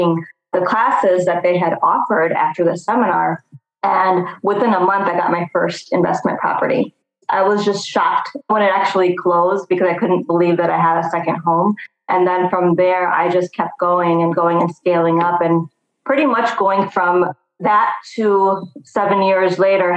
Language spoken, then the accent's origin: English; Chicago, Illinois, United States; Born and raised in Chicago.